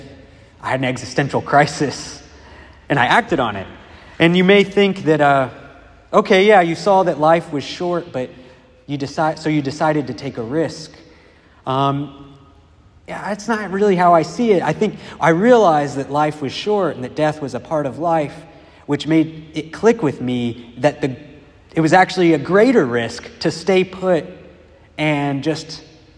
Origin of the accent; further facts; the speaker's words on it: Dayton, Ohio, United States; moved away; I was living in my hometown, which is Dayton, Ohio